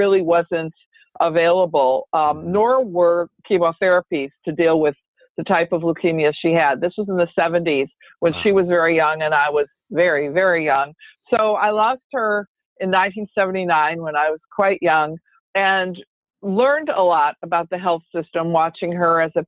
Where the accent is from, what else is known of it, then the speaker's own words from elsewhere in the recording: Michigan, United States; I grew up in Michigan, so that was very common.